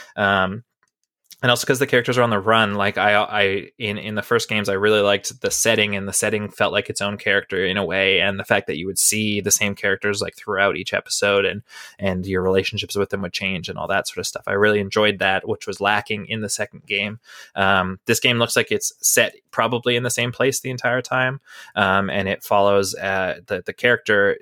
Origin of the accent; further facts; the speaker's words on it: Canada; I'm from Canada still